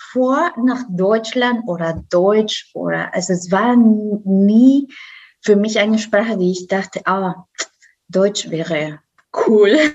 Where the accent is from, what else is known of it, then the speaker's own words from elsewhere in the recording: Costa Rica; German is a second language; now in Germany; Ich komme äh, aus Costa Rica.